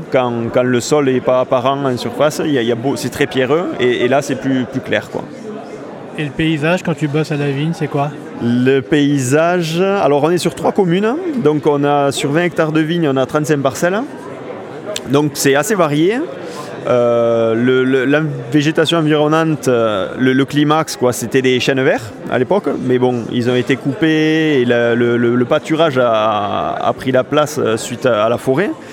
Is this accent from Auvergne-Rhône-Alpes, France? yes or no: no; Corbières, Occitania, France; je viens des Corbières